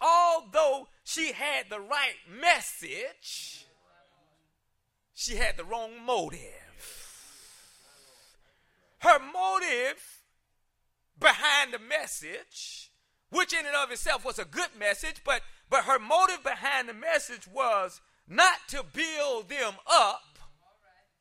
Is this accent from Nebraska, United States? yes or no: no; South Carolina, United States; I grew up in South Carolina